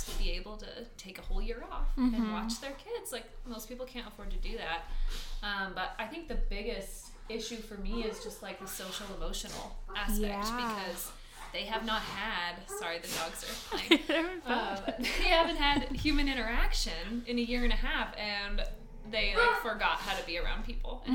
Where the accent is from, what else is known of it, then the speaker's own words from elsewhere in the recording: Bothell, Washington, United States; I'm from Bothell, Washington, up near Seattle